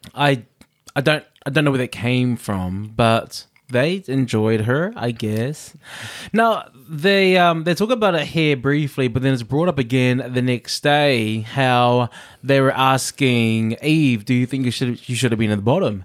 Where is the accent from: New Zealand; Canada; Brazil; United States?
New Zealand; also born or lived in Samoa (family origin); I grew up here, uh, I grew up in New Zealand.